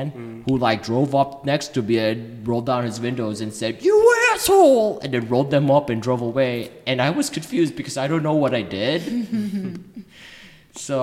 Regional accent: Chicago, Illinois, United States; now in Washington, D.C. area, United States; I'm originally from Chicago

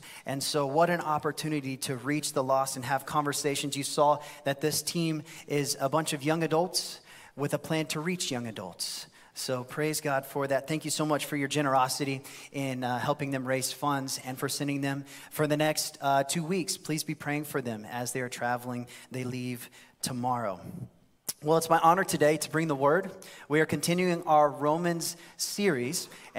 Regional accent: Blairsville, Georgia, United States; I'm in Blairsville. I'm from Blairsville.

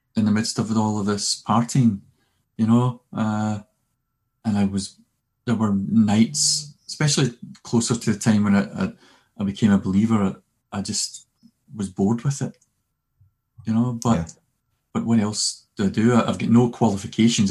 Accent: Glasgow, Scotland, United Kingdom; also born or lived in Cumbernauld; we moved we moved from Glasgow to Cumbernauld when in 1975

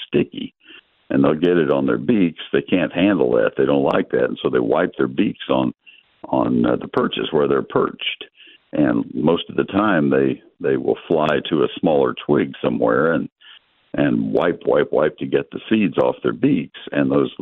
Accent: Texas, United States; I grew up in Texas.

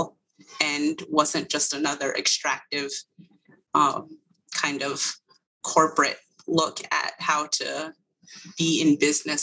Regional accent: Eastern Agency of the Navajo Reservation, northwest New Mexico, United States; moved away; I am originally from the Eastern Agency of the Navajo Reservation in what would be considered the northwest corner of New Mexico

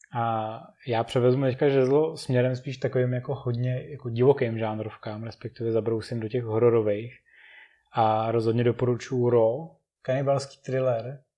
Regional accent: Czechia; A my teďka tak trošku doufáme v Čechách

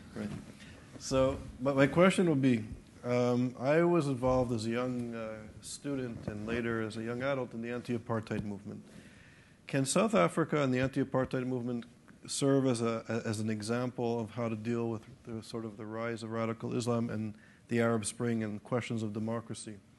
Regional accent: Canada; a Canadian, a person born in Canada

